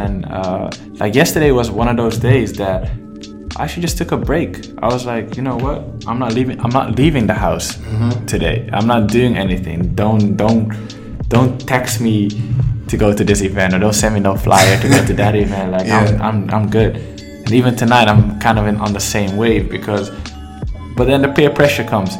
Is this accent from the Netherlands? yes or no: yes; Amsterdam, North Holland, Netherlands; also born or lived in Mogadishu, Somalia; I'm from Amsterdam, the Netherlands. Born in Somalia, Mogadishu, and out here in New York right now